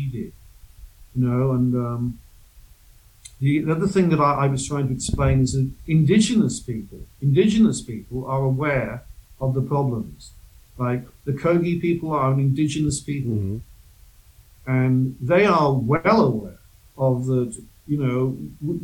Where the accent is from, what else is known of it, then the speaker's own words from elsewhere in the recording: Wales, United Kingdom; moved away; I'm from the UK, I'm from Britain, I'm from Wales originally